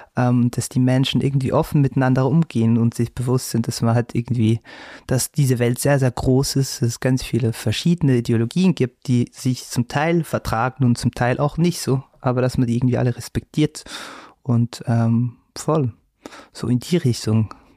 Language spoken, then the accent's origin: German; Switzerland; accent: Swiss German; Erdbeeren zum Beispiel heißt Epperi, da wo ich herkomme, Epperi